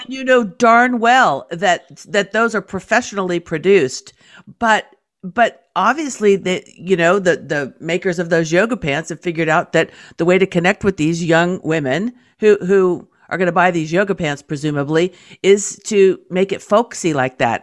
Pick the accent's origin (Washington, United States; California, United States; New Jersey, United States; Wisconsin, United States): California, United States; I'm from California